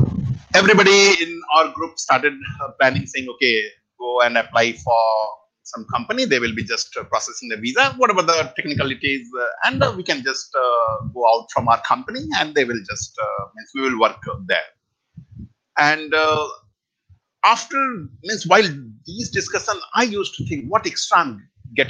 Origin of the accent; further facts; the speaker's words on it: Bihar, India; moved away; I'm origin from Bihar, so entire village, you can say I'm the only one person